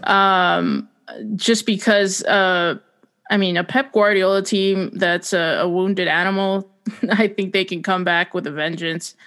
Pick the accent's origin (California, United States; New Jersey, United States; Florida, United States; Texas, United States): New Jersey, United States; I'm from New Jersey